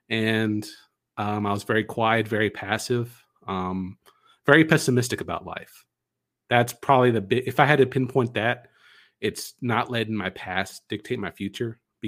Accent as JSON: {"language": "English", "town": "Dallas", "region": "Texas", "country": "United States", "said": "I'm coming from Dallas, Texas."}